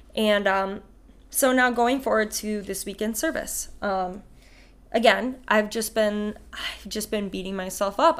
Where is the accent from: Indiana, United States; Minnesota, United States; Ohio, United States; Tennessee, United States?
Minnesota, United States; Ramsey; from Ramsey, Minnesota